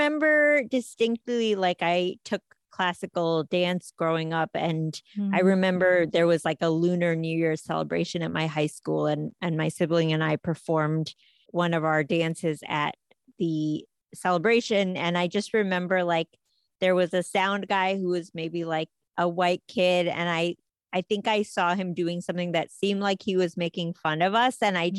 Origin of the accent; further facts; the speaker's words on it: United States; Yeah, I think I thought of myself as more American, but I think I also thought of the two lives.